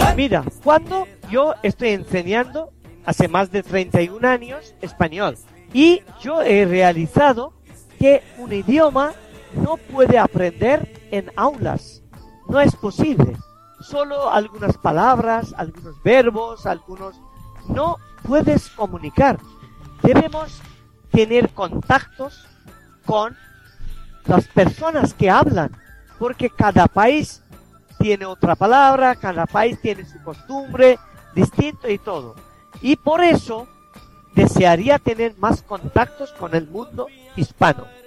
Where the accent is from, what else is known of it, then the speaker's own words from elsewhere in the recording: India; first language Bengali; Spanish is a second language; bengalí es mi lengua materna